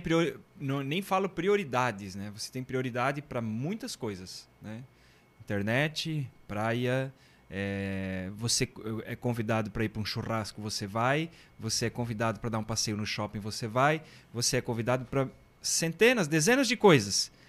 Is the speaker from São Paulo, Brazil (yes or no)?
no; Guaramirim, Santa Catarina, Brazil; Eu sou natural de Guaramirim